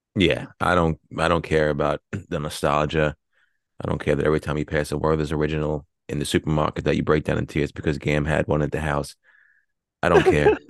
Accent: Long Island, New York, United States; we're from Long Island

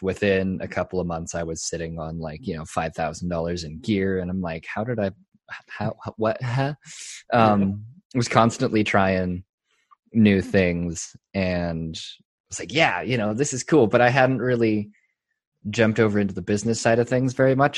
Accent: Colorado, United States; moved away as an adult; also born or lived in Texas; it's my home state

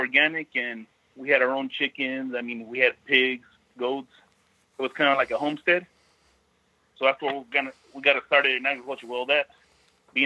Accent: Salinas, California, United States; also born or lived in San Francisco, California; I was born in San Francisco, California, and I raised here in Salinas, California.

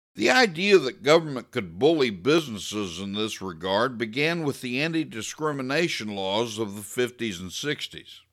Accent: United States; I'm not a hyphenated American. I'm not a white American, or a black American, or a straight American, or gay American. I'm just an American

